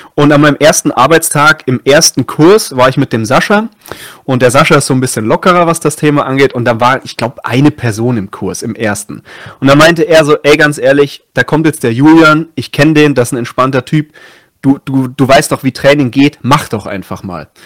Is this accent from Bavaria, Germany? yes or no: yes; Munich, Erding district, Bavaria, Germany; moved away as an adult; also born or lived in Passau; ich komme ursprünglich aus München, also in München geboren, habe dann vor allem so im Erdinger Landkreis gewohnt